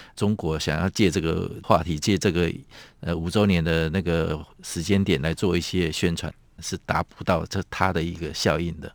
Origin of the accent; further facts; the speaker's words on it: Taiwan; 我们台湾人民